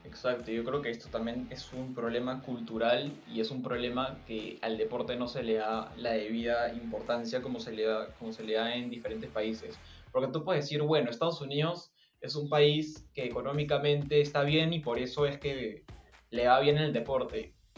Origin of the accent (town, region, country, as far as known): Peru